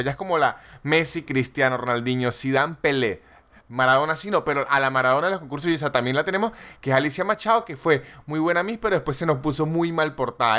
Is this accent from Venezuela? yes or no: yes; Venezuela; yo soy venezolano